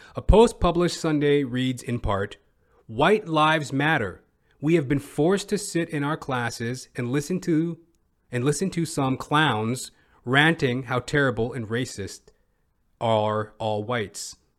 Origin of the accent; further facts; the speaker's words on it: Edmonton, Alberta, Canada; moved away; I'm originally from Edmonton, Alberta